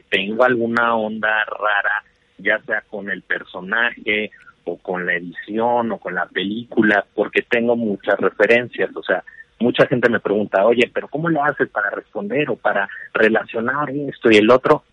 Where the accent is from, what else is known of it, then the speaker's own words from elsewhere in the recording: Chihuahua, Mexico; yo soy de Chihuahua